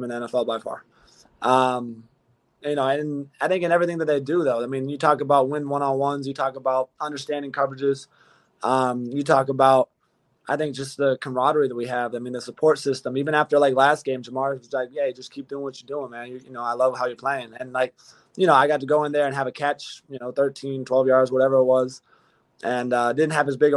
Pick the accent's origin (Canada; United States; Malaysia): United States; California; now in Cincinnati, United States; I have the long hair, I'm from Cali, and I don't know how to surf.